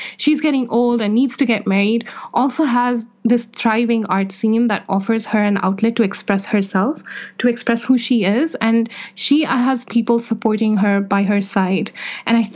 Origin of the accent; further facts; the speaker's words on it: Saudi Arabia; moved away; I grew up in Saudi Arabia, a country that has deeply troubled me and my sense of self